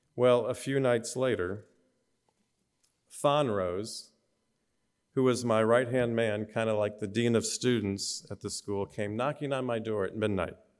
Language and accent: English; Orland Park, Illinois, United States; also born or lived in Flint, Michigan; we moved to Orland Park, Illinois, a suburb of Chicago. And I went from kindergarten to, uh, through high school there.